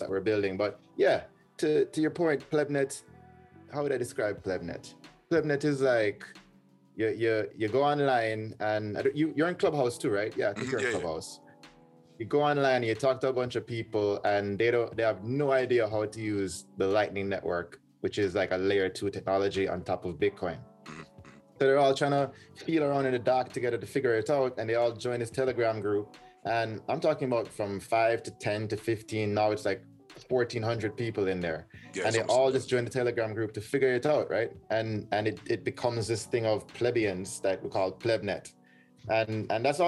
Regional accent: Jamaica; I'm from Jamaica

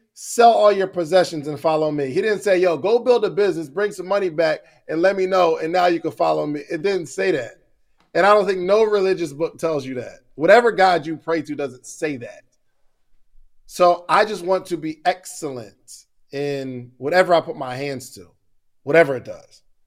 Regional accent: Willingboro, New Jersey, United States; also born or lived in Morrow, Georgia / Alabama; now in Georgia, United States; I grew up in Willingboro, New Jersey, moved to, uh, Morrow, Georgia, and, uh, went to school at Alabama A and M, then came back to Georgia

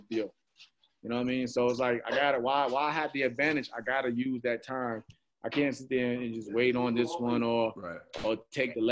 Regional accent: New York, United States; I'm from New York

